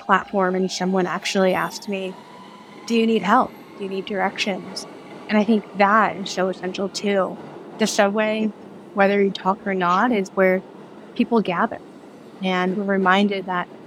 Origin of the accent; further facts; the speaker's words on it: New York City, New York, United States; I grew up in Brooklyn and have lived here pretty much my entire life